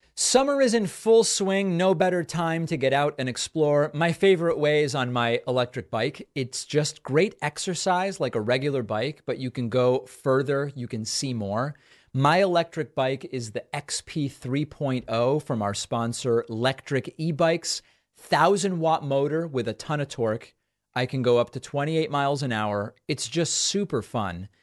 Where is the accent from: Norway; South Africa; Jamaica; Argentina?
Argentina; moved away; also born or lived in Western Massachusetts; I'm from Argentina